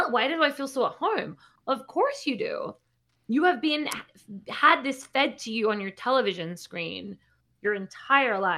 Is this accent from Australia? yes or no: yes; Australia; accent: Australian; So my accent's sort of uh